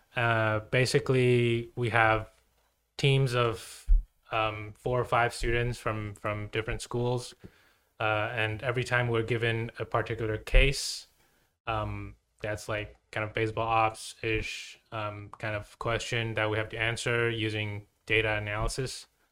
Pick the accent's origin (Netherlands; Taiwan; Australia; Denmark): Taiwan; moved away as an adult; also born or lived in Vienna, Austria; I'm from Taiwan, watched baseball